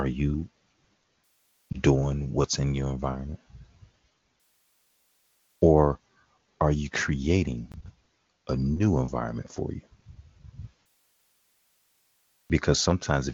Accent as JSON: {"language": "English", "town": "Chicago", "region": "Illinois", "country": "United States", "tie": "born or raised there", "said": "being raised in Chicago, even though it was still a lot of shootings"}